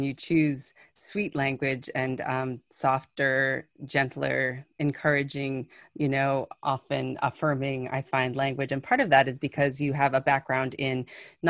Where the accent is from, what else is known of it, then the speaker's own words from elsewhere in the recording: New York City, New York, United States; also born or lived in Massachusetts; I am from Brooklyn, New York, and that is Canarsie and Lenape territory and land